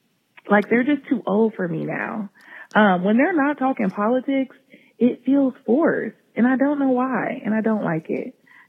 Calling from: Columbus, Ohio, United States; I'm from Columbus, Ohio.

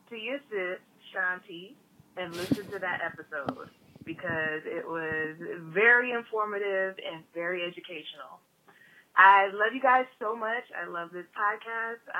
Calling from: Orlando, Florida, United States; I'm calling from Orlando, Florida.

